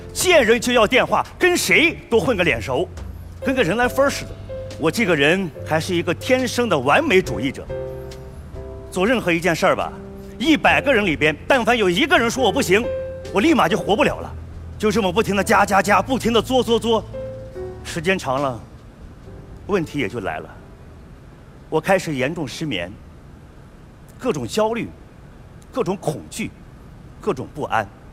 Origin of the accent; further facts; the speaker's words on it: a small village in Northwest China, China; 我出生在西北的小村里